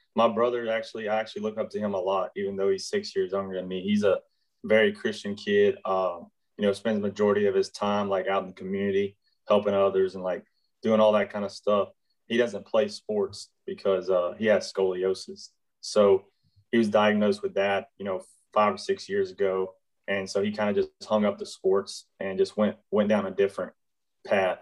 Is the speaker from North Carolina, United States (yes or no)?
no; Shepherd, Texas, United States; I grew up in a, a, little small town north of Houston called Shepherd, Texas